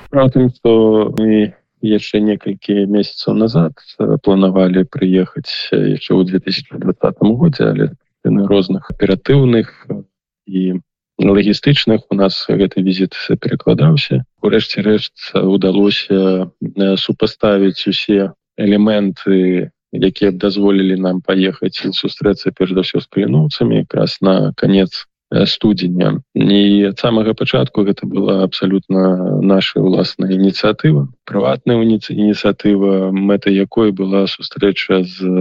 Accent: Belarus; мы беларусы

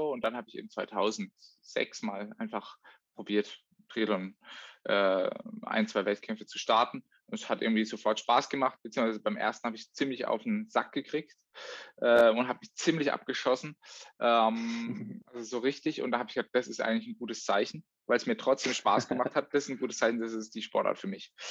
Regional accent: Offenburg, Baden-Württemberg, Germany; Und ähm, ja, äh, wir haben dann, bin in Offenburg aufgewachsen. Äh, das ist jetzt circa so 60 Kilometer nördlich von Freibur

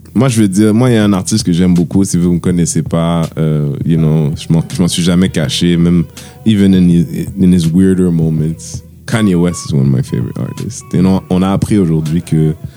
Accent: Haiti; on est Haïtien

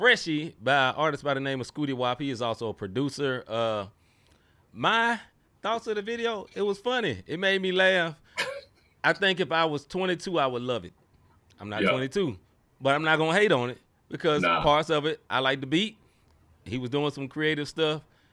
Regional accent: Memphis, Tennessee, United States; my hometown, same place I was in at the time, Memphis, Tennessee

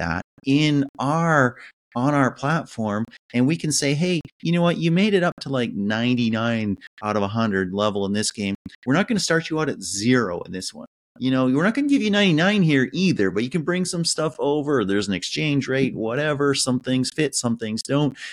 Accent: Canada; as a Canadian

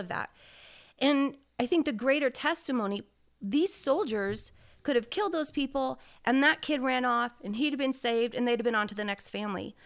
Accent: United States; As an American

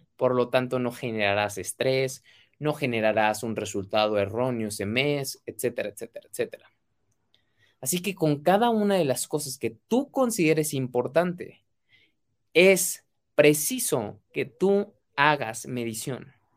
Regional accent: Mexico; mexicano, emprendedor y empresario

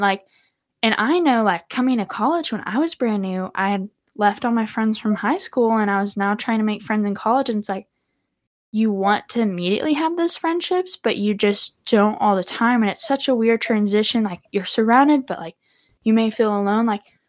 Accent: Texas, United States; And you're not from Arkansas. Me and you, we're from Texas, and neither is your husband.

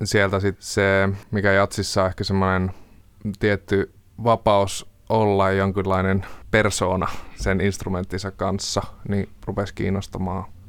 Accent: Jyväskylä, Central Finland, Finland; now in Helsinki, Finland; olen kotoisin Jyväskylästä. Alun perin nyt asun Helsingissä

